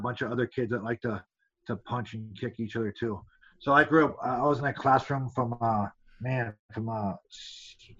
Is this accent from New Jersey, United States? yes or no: no; Allentown, Pennsylvania, United States; I'm from Allentown, Pennsylvania.